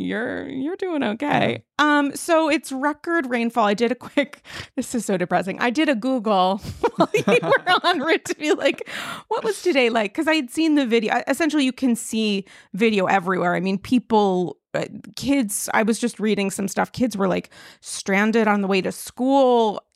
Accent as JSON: {"language": "English", "region": "New York", "country": "United States", "said": "So, I mean, I really think, you know, it's a journey as a New Yorker."}